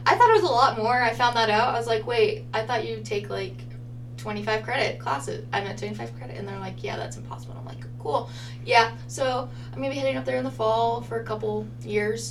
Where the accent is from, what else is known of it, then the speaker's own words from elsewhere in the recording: Idaho Falls, Idaho, United States; I was like 10 years old going to Seattle, which was probably traumatizing in parts because I came from Idaho Falls, Idaho